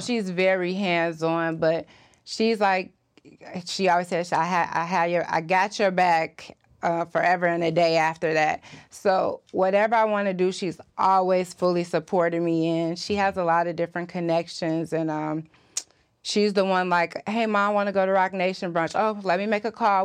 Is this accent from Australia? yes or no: no; Chicago, Illinois, United States; Where I'm from Chicago